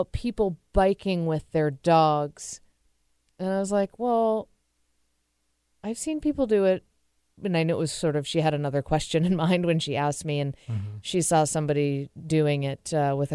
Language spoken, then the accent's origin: English; New England, United States; now in Seattle, United States; I'm from New England. It gets even hotter there